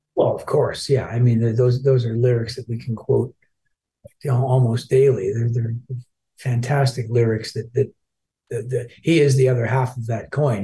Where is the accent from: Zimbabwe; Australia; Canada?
Canada; Toronto, Ontario; also born or lived in Glasgow, Scotland; I grew up in Toronto